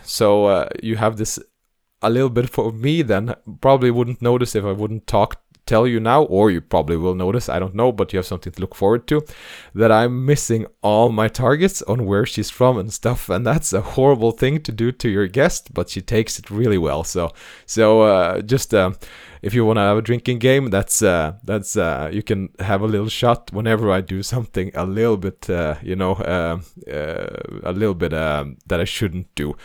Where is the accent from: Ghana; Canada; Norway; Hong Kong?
Norway; English is a second language; I'm uh, Norwegian, so this is my second language